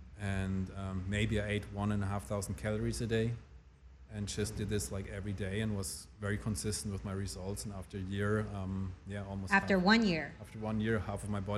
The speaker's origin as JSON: {"language": "English", "country": "Germany", "tie": "born or raised there", "also_born_or_lived": "Switzerland", "said": "So this is why I preferred growing up in Germany more than Switzerland"}